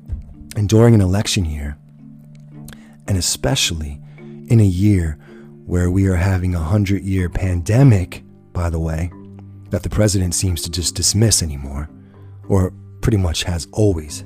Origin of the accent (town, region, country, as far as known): United States